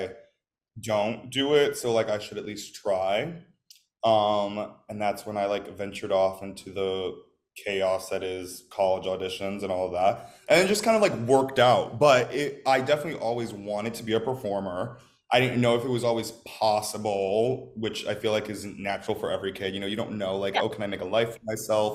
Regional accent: Oak Park, Illinois, United States; moved away; I'm from Chicago. I'm from Oak Park, Chicago.

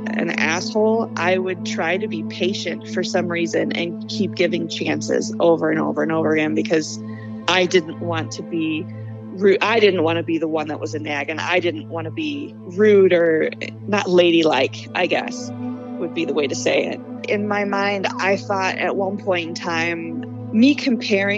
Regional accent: Cary, Illinois, United States; also born or lived in Arlington Heights, Illinois; I am from Cary, Illinois. I was originally born in Arlington Heights. I think we moved to Cary when I was 2. So I've been in the suburbs of Chicago my entire life

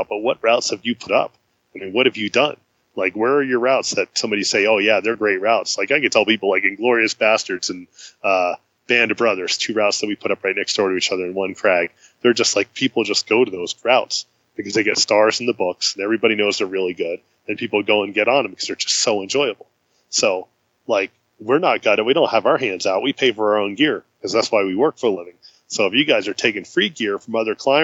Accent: New Jersey, United States; moved away; born and raised in New Jersey

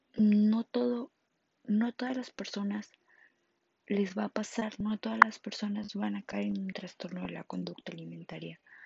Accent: Monterrey, Nuevo León, Mexico; soy de Monterrey, Nuevo León

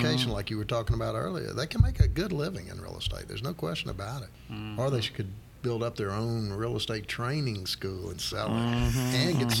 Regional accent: Louisiana, United States; now in North Carolina, United States; I grew up in Louisiana

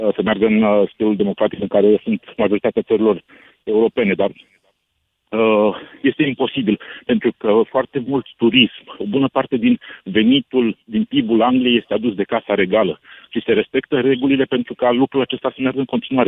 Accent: Romania; now in London, United Kingdom; Eu când m-am născut în România, am primit automat buletin

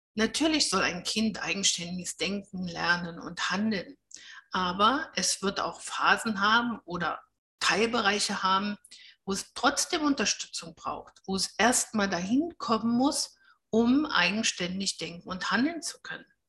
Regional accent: Germany; bei uns in Deutschland

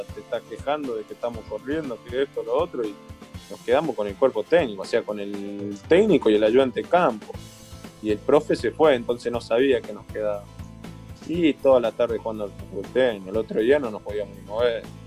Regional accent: Argentina; nosotros los argentinos

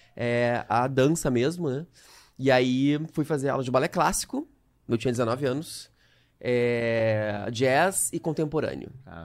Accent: Canoas, Rio Grande do Sul, Brazil; moved away as an adult; now in Rio de Janeiro, Brazil; Eu, eu morei a minha vida inteira em Canoas, aqui do lado de Porto Alegre, no Rio Grande do Sul

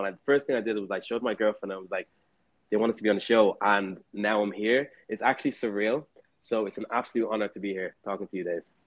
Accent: Dublin, Leinster, Ireland; moved away; also born or lived in Vietnam; I'm from Ireland. I'm from Dublin, Ireland.

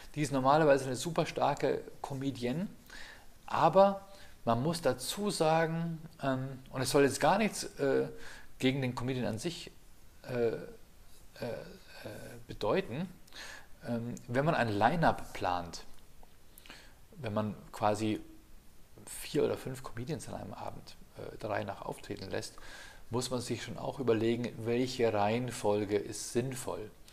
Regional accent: Ingolstadt, Bavaria, Germany; damals in Ingolstadt, ich habe nur am Rand vom Piusviertel gewohnt

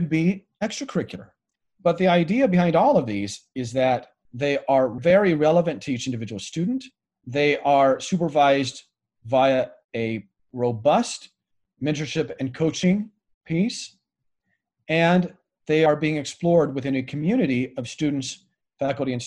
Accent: Greeley, Colorado, United States; moved away as an adult; also born or lived in Seoul, South Korea; now in Reno, United States; I basically spent my whole formative years in Greeley, Colorado.

